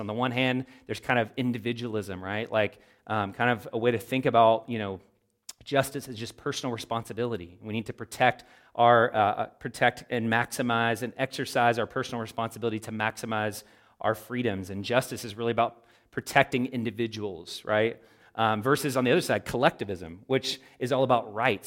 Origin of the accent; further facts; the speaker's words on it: United States; as American Christians